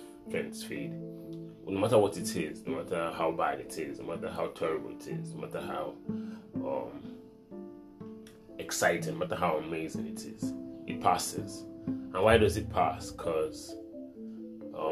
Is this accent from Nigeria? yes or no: yes; Nigeria; As a Nigerian